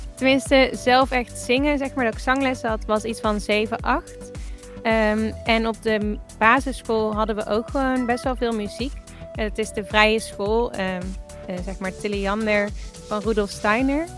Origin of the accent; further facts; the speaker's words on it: Tilburg, North Brabant, Netherlands; moved away as an adult; also born or lived in Los Angeles; now in Enschede, Netherlands; ik kom uit Tilburg, maar ik woon nu in Enschede.